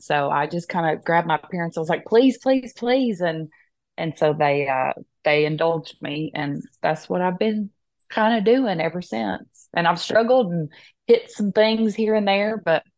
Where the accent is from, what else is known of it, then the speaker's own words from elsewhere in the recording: Tennessee, United States; I am an artist from East Tennessee, Foothills area, more specifically Scott County, which is northwest of Knoxville.